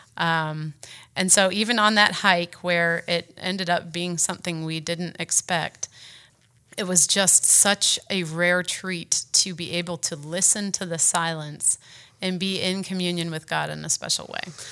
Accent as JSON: {"language": "English", "country": "United States", "said": "I'm a woman, I'm an American"}